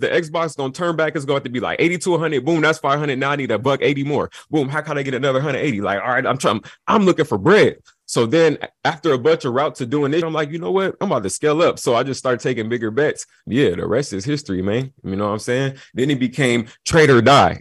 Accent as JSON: {"language": "English", "town": "Long Beach", "region": "California", "country": "United States", "tie": "born or raised there", "also_born_or_lived": "Atlanta, Georgia", "moved": "yes", "said": "So I grew up in Long Beach"}